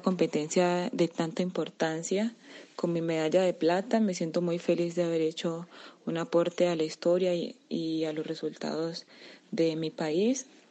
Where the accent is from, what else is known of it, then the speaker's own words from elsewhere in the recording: Colombia; me siento muy feliz y orgullosa de haber representado a mi país, a mi tierra y a toda mi gente